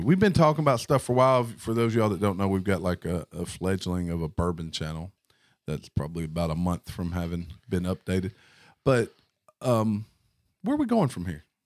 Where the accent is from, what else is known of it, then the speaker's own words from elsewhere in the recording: the Delta, United States; we are from the Delta